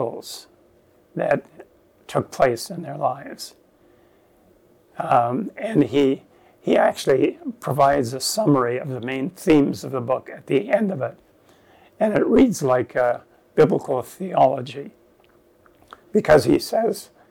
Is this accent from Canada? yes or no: yes; Virgil, Ontario, Canada; the church that I grew up in Ontario, in Virgil